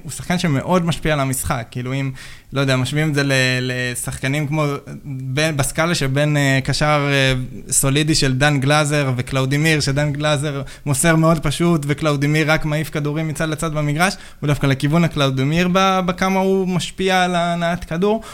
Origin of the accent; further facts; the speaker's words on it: Hadera, Haifa District, Israel; אני גדלתי שם